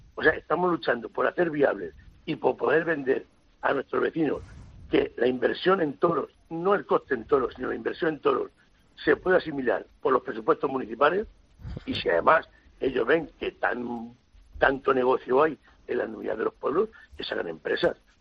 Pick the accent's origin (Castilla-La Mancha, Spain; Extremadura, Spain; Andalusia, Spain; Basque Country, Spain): Castilla-La Mancha, Spain; Villaseca de la Sagra; soy alcalde de mi pueblo